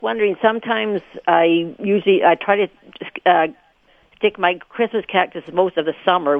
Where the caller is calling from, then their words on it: Portage la Prairie, Manitoba, Canada; I'm calling from Portage.